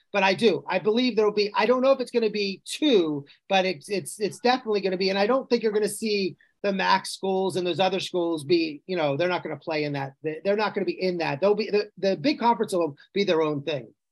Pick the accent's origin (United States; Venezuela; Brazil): United States; outside Penn State, Pennsylvania; moved away; I grew up outside Penn State